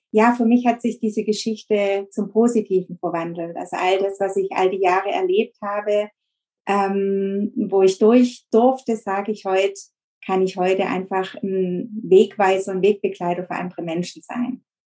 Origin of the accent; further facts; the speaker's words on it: near Stuttgart, Baden-Württemberg, Germany; Ich komme aus der Nähe von Stuttgart. Das ist So ein kleines Kaff, wo ich wohne